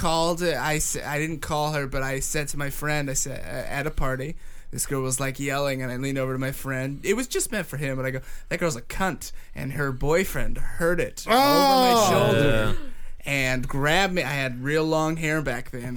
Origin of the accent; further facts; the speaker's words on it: Toledo, Ohio, United States; moved away; also born or lived in Cincinnati, Ohio; I grew up in Toledo